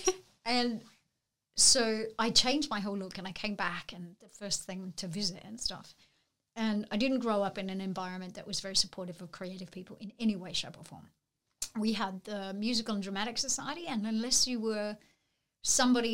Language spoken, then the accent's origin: English; Narrabri, New South Wales, Australia; moved away; I grew up in Narrabri in northwestern New South Wales